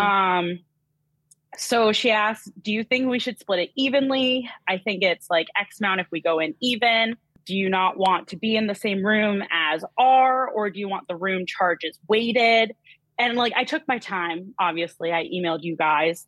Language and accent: English; New Hampshire, United States; I am from New Hampshire, so fellow New Englander over here